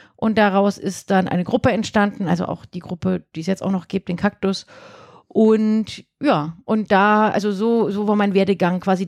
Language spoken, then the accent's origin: German; Thuringia, Germany; also born or lived in Erfurt; now in Würzburg, Germany; ich komme aus Würzburg, aber ich komme eigentlich gar nicht aus Würzburg. Aha. Ja, ich komme aus Thüringen